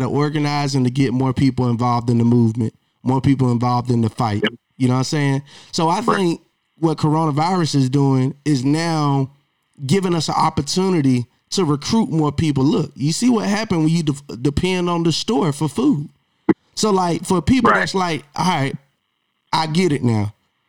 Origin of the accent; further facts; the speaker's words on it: Monroe, Georgia, United States; I'm from Monroe, Georgia